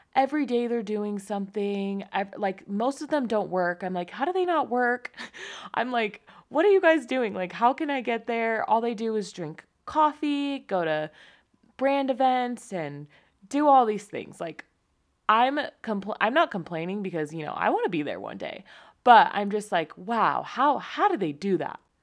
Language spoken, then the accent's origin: English; San Diego, California, United States; moved away as an adult; also born or lived in Utah; I was born in San Diego, California to my amazing parents